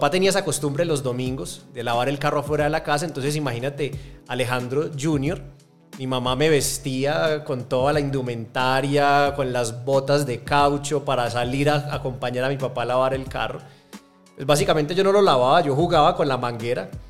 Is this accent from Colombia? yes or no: yes; Medellín, Antioquia, Colombia; born there; nací en Medellín, que para mí es la ciudad más bonita del mundo